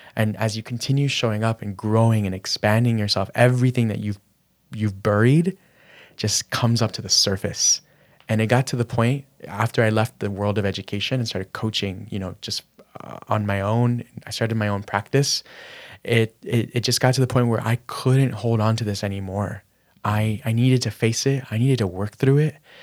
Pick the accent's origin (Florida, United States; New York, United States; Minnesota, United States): Florida, United States; Miami; growing up in Miami, my parents were immigrants from Managua, Nicaragua